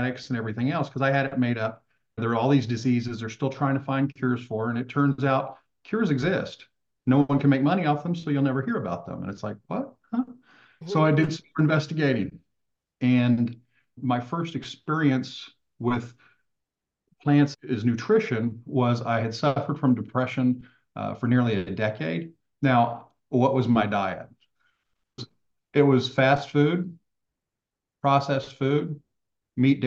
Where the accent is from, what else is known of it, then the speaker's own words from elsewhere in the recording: Texas, United States; I grew up in Texas, mostly hunting and fishing